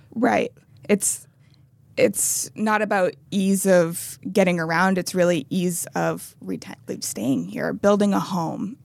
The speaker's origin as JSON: {"language": "English", "country": "United States", "said": "I'm speaking as an American"}